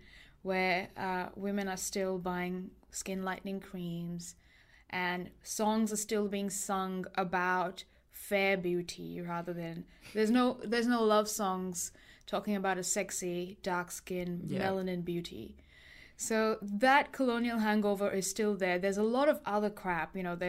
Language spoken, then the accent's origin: English; India; I'm Indian and I also have ancestors who lived in a colonial nation.